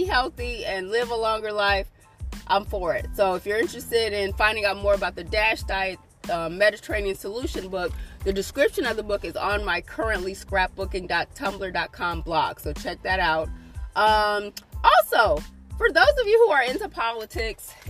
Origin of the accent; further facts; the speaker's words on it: United States; us as American people